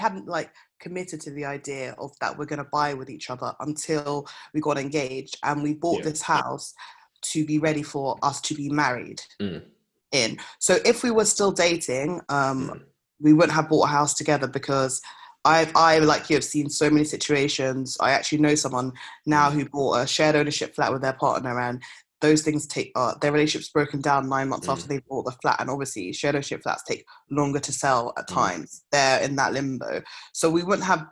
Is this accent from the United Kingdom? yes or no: yes; Kenley, London, United Kingdom; I grew up in Kenley, which is where we lived before my parents left the UK. So which is in South Croydon